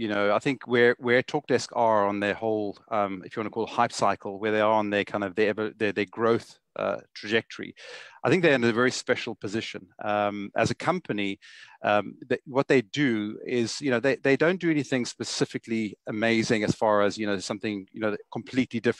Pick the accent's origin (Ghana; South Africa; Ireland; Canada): South Africa; Johannesburg, Gauteng; I originate from South Africa, as you can hear from my accent, Johannesburg. I went to school and grew up in Johannesburg my whole life